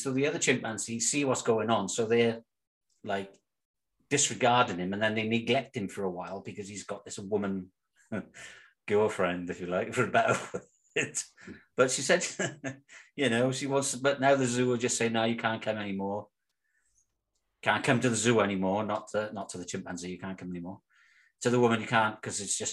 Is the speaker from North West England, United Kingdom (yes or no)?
no; Cwmbran, Wales, United Kingdom; moved away as an adult; now in Netherlands; we're both from Cwmbran, South Wales. But I've been living in Holland for the last third of my life